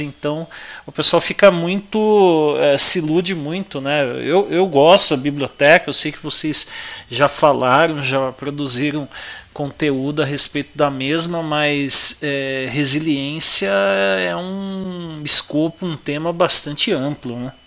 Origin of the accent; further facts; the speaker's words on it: São Paulo, Brazil; como bom paulista